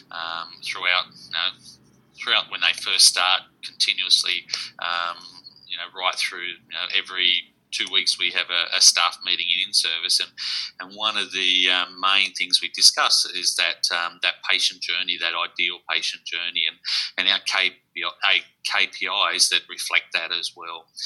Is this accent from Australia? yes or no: yes; Sydney, New South Wales, Australia; moved away as an adult; also born or lived in northwest coast of Tasmania, near Burnie; now in Tasmania, Australia; I come from Sydney. So, um, I've been down here for 25 years